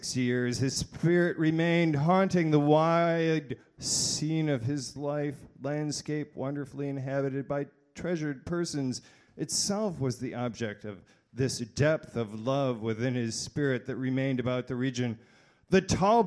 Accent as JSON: {"language": "English", "town": "Grand Rapids", "region": "Michigan", "country": "United States", "said": "I'm not a Texan. I'm from Grand Rapids. I am a Northerner"}